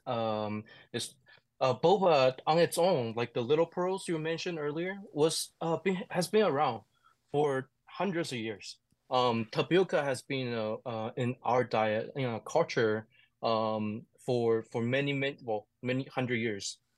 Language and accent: English; Taichung, Taiwan; English is a second language; I'm from Taichung, and mm. so it's my hometown.